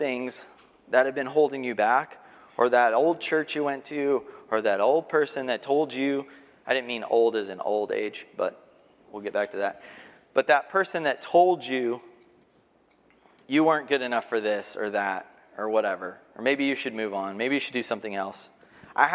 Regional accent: Texas, United States; also born or lived in Arkansas; I'm from Texas.

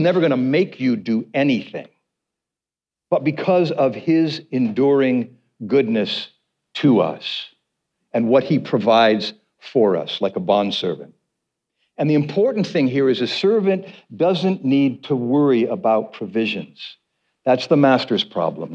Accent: United States; we as American Christians

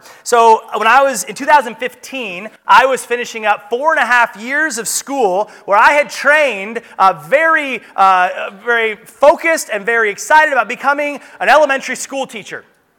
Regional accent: Soldotna, Alaska, United States; I'm from Soldotna.

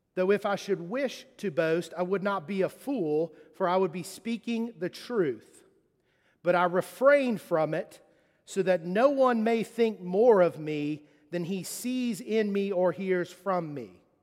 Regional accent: Charleston, South Carolina, United States; moved away; also born or lived in Mississippi; Growing up in Charleston, um, I, uh, I, I played football.

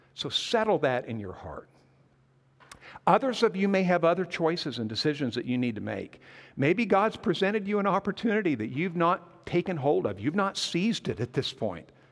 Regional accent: Montana, United States; moved away as an adult; also born or lived in McAlester, Oklahoma; I grew up in Montana

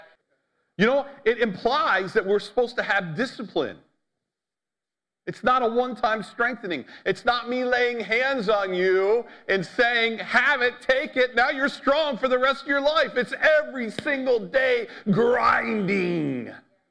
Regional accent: United States; as American

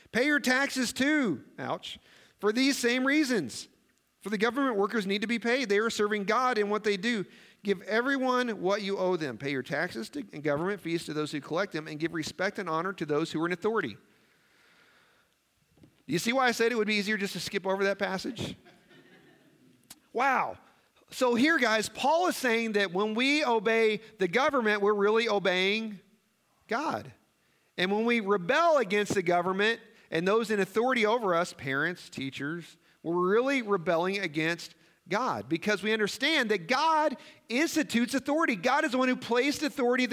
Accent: Missouri, United States; now in Nebraska, United States; I grew up in Missouri.

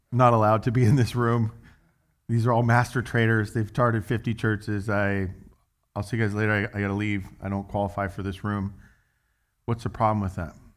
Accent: United States; I'm an American

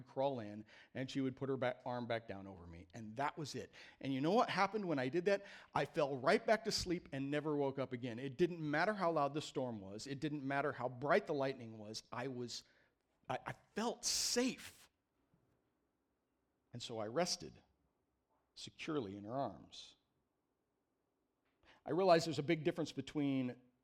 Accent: Midwest, United States; I grew up in the Midwest in the 70s

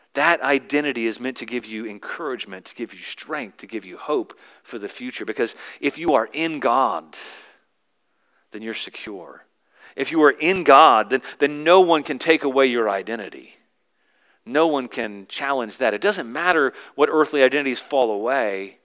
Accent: the South, United States; I grew up in the South, and so once my identity was as a Southerner

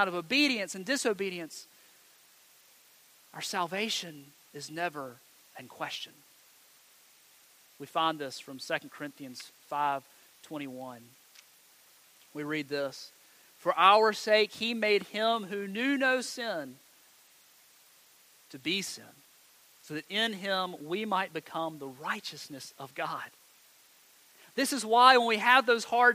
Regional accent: Montgomery County, North Carolina, United States; I grew up in Montgomery County

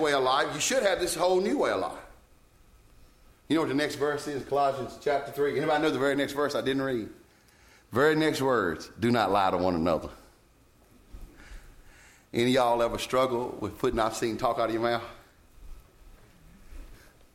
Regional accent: Roxboro, North Carolina, United States; I'd say Roxboro, North Carolina

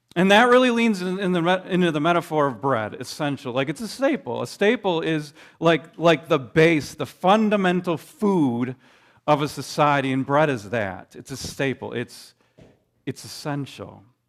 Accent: Midwest, United States; I grew up in the Midwest

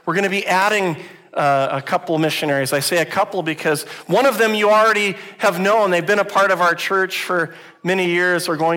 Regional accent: United States; now in Canada; I grew up in the United States

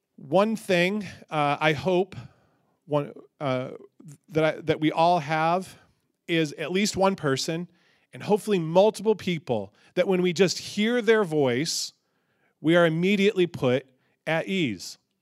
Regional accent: Michigan, United States; growing up in Michigan

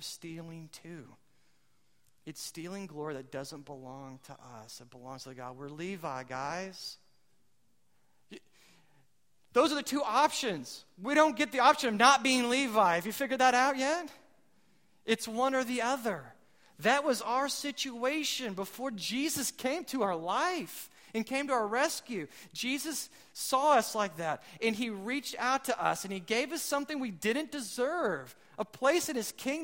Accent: United States; I'm American

